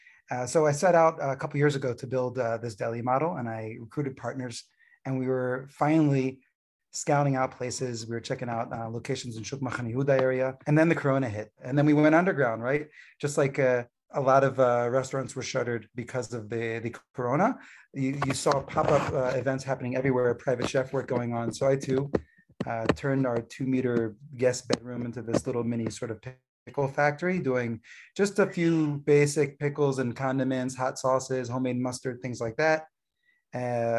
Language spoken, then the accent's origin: English; East Coast, United States; moved away as an adult; also born or lived in California; now in Gush Etzion, Israel; I grew up originally in the East Coast, though I made Aliyah 11 years ago from California.